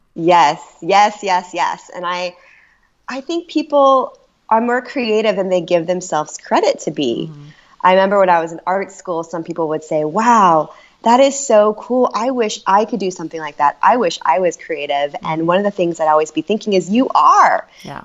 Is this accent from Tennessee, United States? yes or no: no; Orange County, California, United States; I grew up in California in Orange County